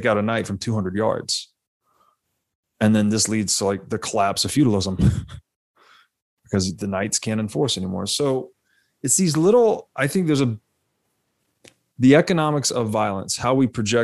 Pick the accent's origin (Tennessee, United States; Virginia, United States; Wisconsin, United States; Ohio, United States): Tennessee, United States; moved away; I grew up in Tennessee originally